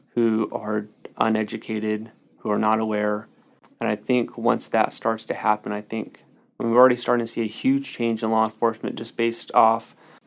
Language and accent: English; Solano County, California, United States; I grew up in Solano County, very sheltered to Solano County